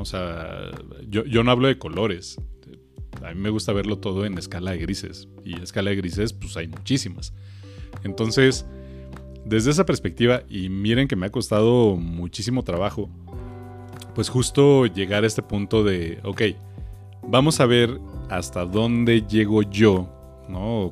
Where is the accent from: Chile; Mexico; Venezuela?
Mexico; que tenemos los mexicanos